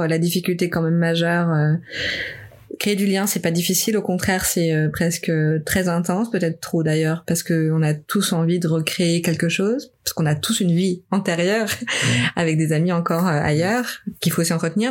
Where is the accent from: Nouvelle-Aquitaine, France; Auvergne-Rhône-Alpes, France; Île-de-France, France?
Auvergne-Rhône-Alpes, France; Lyon; moved away as an adult; also born or lived in Dijon / Tours / Oxford / Madrid; now in Montreal, Canada; je suis de Lyon moi à la base.